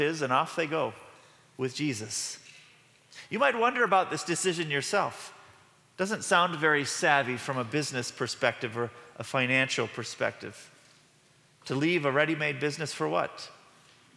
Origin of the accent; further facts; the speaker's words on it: Midwest, United States; we are from the Midwest